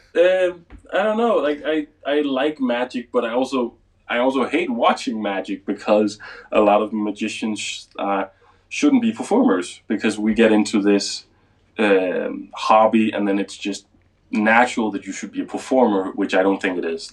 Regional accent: Denmark; English is a second language; I'm from Denmark, so most of my stuff is in Danish

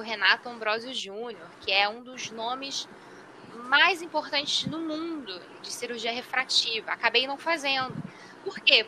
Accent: Rio de Janeiro, Brazil; Eu, como sou do Rio de Janeiro

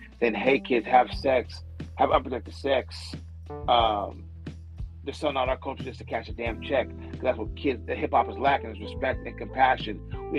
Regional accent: California, United States; You ain't got to ask where I'm from, homie. I'm from the Bay. That's it.

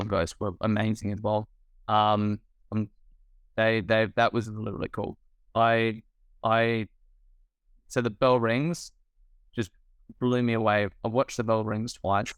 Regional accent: Australia; as an Australian filmmaker.

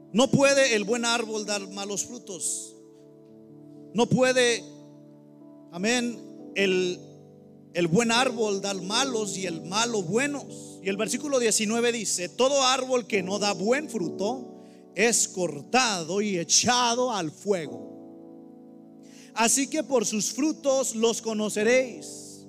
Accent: Mexico; now in United States; en mi iglesia hay, todos somos mexicanos aquí

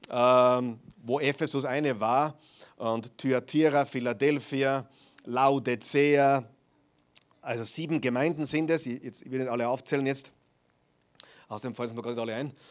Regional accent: Austria; auch die christliche Tradition hier in, in, Österreich, zumindest am Land, wo ich aufgewachsen bin, war das noch sehr extrem.

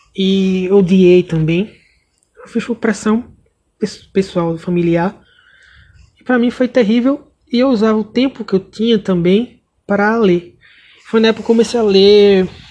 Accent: Pernambuco, Brazil; sou de Pernambuco

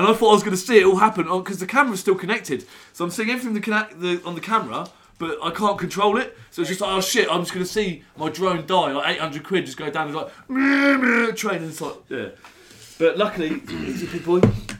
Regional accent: Northampton, East Midlands, United Kingdom; And Northampton Brandon. I'm from Northampton.

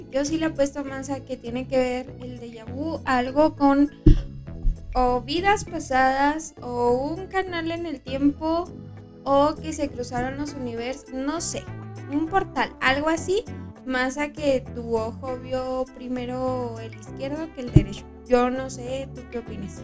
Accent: Mexico; somos frontera y somos mexicanos

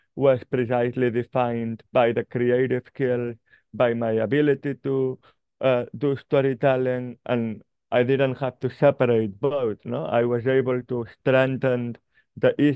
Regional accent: Barcelona, Catalonia, Spain; I grew up in Barcelona

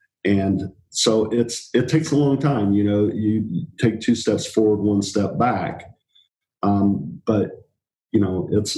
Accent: England, United Kingdom; born there; now in United States; I was born in England.

